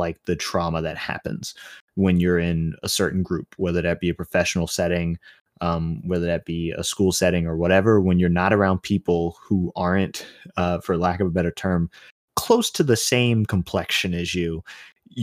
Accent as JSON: {"language": "English", "town": "New York City", "region": "New York", "country": "United States", "tie": "born or raised there", "said": "I was born in Brooklyn"}